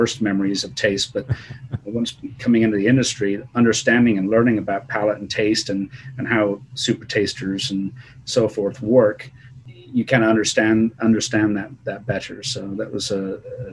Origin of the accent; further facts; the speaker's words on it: England, United Kingdom; moved away as an adult; also born or lived in Bristol; now in California, United States; I'm English